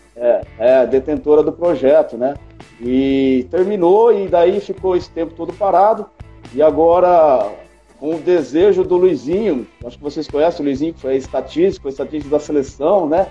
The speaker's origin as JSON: {"language": "Portuguese", "town": "Americana", "region": "São Paulo", "country": "Brazil", "moved": "yes", "lives_now": "Araçatuba, Brazil", "said": "eu sou de Americana, né? Eu sou aí de, da região de Campinas ali"}